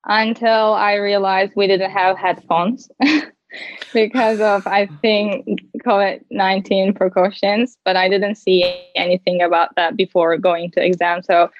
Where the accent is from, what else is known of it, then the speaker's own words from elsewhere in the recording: Turkey; English is a second language; I am 19 years old and I'm from Turkey.